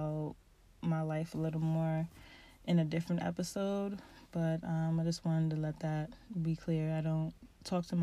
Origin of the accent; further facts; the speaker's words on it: Pennsylvania, United States; also born or lived in Baltimore, Maryland; I was raised in Pennsylvania